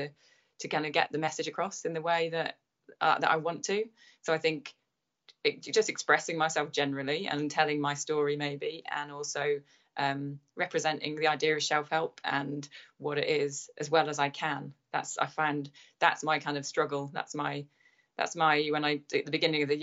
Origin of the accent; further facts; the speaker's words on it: London, United Kingdom; I'd be like, oh, from Chiswick